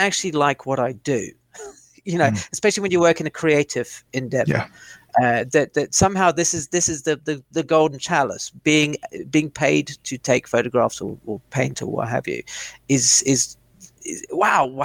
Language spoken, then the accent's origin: English; South Africa; now in United Kingdom; as a youngster growing up in South Africa